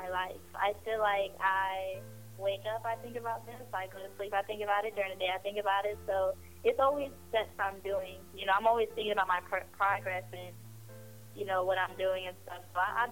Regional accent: Puerto Rico; born there; But I was born in Puerto Rico though, but I'm not Puerto Rican. I am basically, you know, just African American.

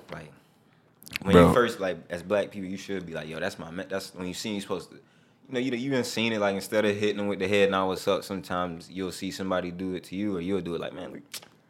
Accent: North Carolina, United States; Me and this man, we from the 828

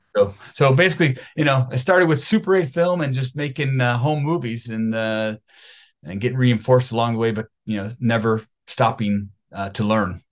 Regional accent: Buffalo, New York, United States; I am from Buffalo, New York, a suburb of Buffalo, New York

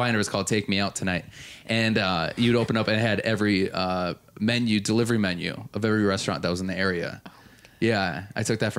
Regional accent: Milwaukee, Wisconsin, United States; I'm from Milwaukee as well.

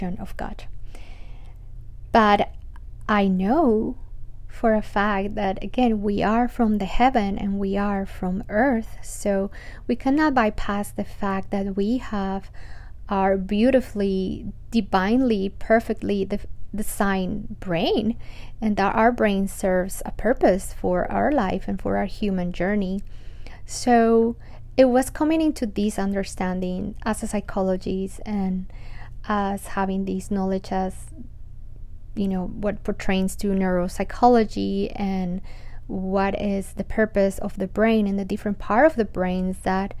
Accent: Colombia; after growing up in Colombia

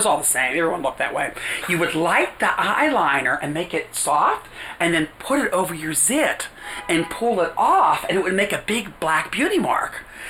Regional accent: New York, United States; also born or lived in Silver Lake, United States; She liked my energy. I was from New York and things like that.

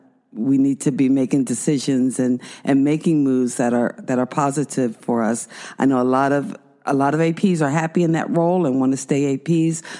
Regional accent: New Jersey, United States; I was raised in South Jersey

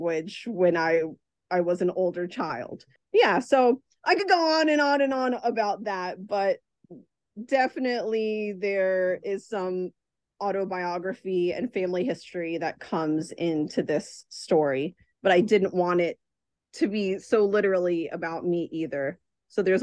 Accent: Virginia, United States; I grew up in Virginia during a time when there were almost no Salvadorans

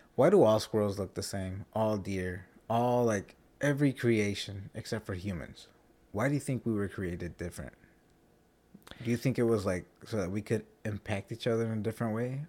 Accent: United States; As American citizens

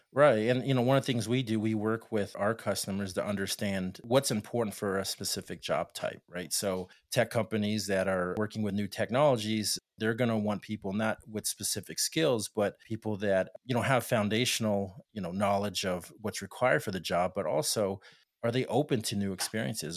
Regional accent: El Paso, Texas, United States; I'm from Opasso, Texas

